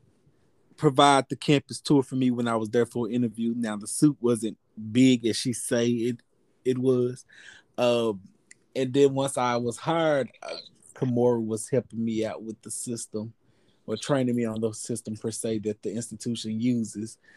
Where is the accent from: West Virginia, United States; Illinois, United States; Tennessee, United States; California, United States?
Tennessee, United States; Jackson; I am an educated black man who was born and raised in East Jackson, Tennessee.